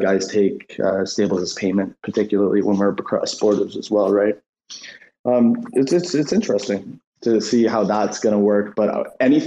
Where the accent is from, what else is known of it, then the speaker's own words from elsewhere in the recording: Canada; we're Canadian, a lot of us are Canadians